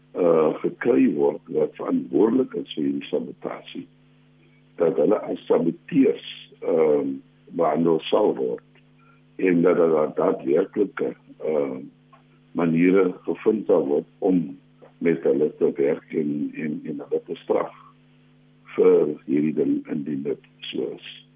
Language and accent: Afrikaans; South Africa; ons as Suid-Afrikaners